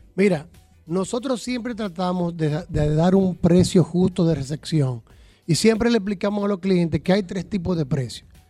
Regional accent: Dominican Republic; como decimos el dominicano

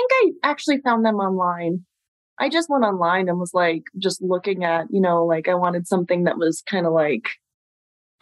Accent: Long Island, New York, United States; moved away as an adult; now in Colorado, United States; we're all from Long Island, New York originally

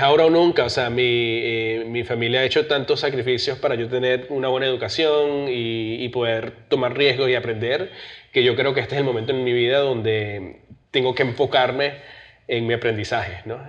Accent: New Jersey, United States; also born or lived in Venezuela / New York; me crié en New Jersey

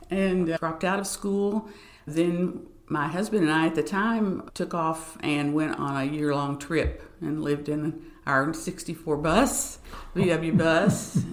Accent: Coeburn, Virginia, United States; also born or lived in East Tennessee; I grew up in the Holston Conference, meaning Southwest Virginia and East Tennessee. I was born in Southwest Virginia

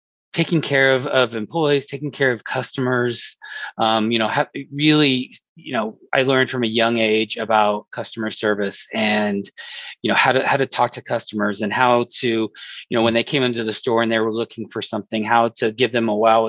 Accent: Colorado Springs, Colorado, United States; I was born and raised in Colorado Springs, Colorado

